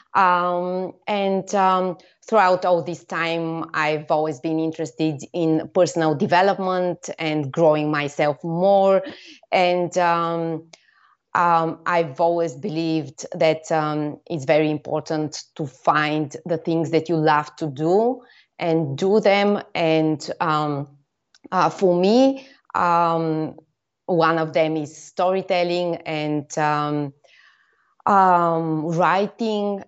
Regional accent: Bulgaria; I come from Bulgaria, where I lived most of the time

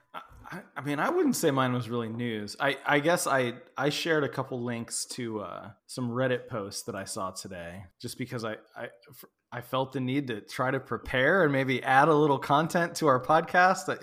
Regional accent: Midwest, United States; now in Texas, United States; I grew up in the Midwest.

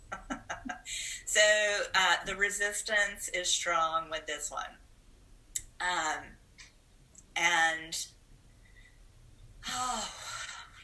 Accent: Huntsville, Alabama, United States; I'm originally from Huntsville, Alabama. My dad is a farmer

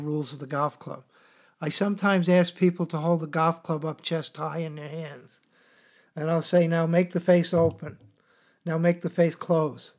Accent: New York City, New York, United States; I grew up in New York City

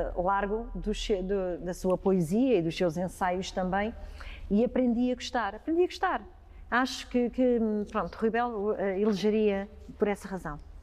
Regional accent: Ribatejo, Portugal; como ribatejana que sou

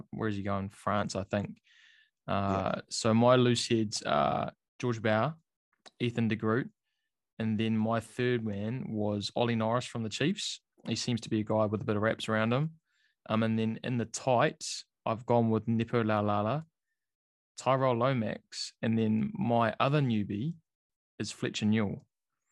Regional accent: New Zealand

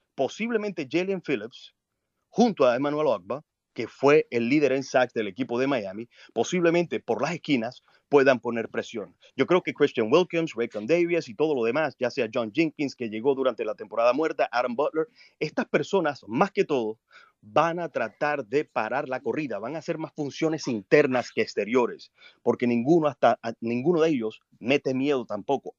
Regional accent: Colombia; now in United States; Vivo en Estados Unidos desde hace mucho tiempo, aunque nací en Colombia.

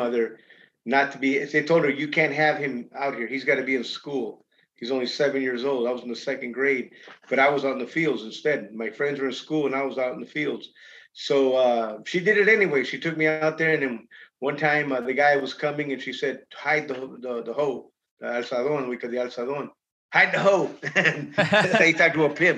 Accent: Los Angeles, California, United States; also born or lived in Idaho / Lodi, California / Michigan; Pacoima. I grew up in Pacoima.

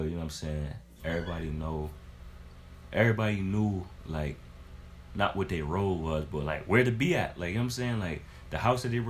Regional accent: Rochester, New York, United States; now in Greensboro, United States; I'm from Rochester, New York

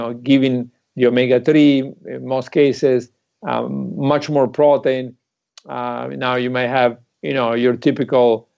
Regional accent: Italy; moved away; I'm from Italy.

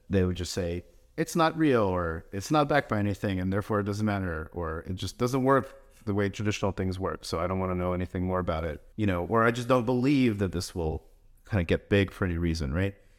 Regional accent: United States; also born or lived in Russia; We grew up here around New York, New Jersey

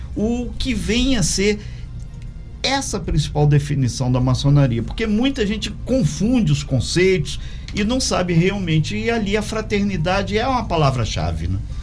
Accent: Minas Gerais, Brazil; moved away; eu sou mineiro, sou do interior

